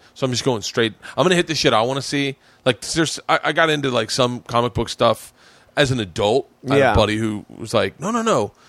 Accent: Tampa, Florida, United States; Tampa. Fucking really.

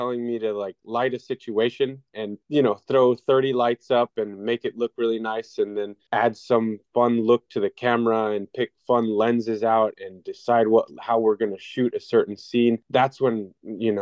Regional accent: El Paso, Texas, United States; El Paso in my hometown

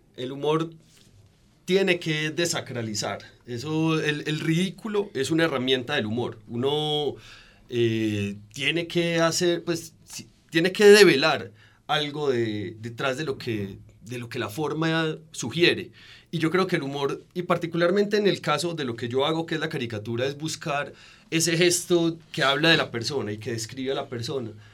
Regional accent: Colombia; uno se asume como colombiano

